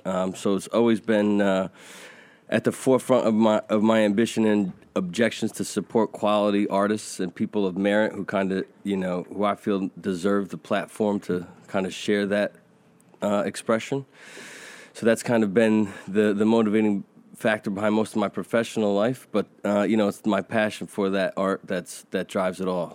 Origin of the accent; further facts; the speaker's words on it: United States; I'm a white Caucasian, uh, American